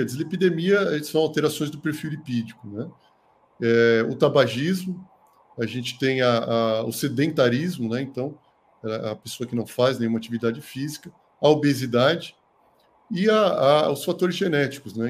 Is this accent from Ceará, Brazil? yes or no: no; São Paulo, Brazil; moved away as an adult; now in Botucatu, Brazil; eu sou de São Paulo, né, capital, mas eu vim para cá há mais de 20 anos, né, para fazer medicina